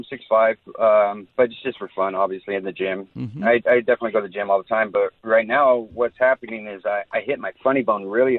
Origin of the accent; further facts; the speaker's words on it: Yorba Linda, California, United States; also born or lived in Irvine; I grew up in Orange County right here in, Yorba Linda, I guess you can say, but now I live in Irvine, but Orange County, born and bred.